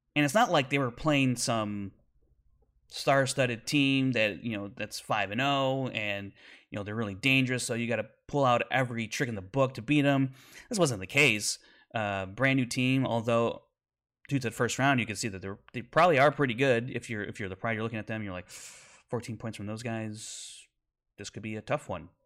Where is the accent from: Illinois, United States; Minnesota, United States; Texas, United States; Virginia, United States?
Illinois, United States; Chicago; my hometown of Chicago.